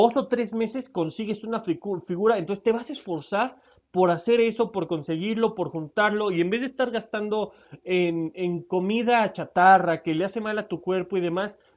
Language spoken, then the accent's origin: Spanish; Mexico; es, una sorpresa que yo soy mexicano y que me encantó los detalles de cómo le prestaron atención a este Funko.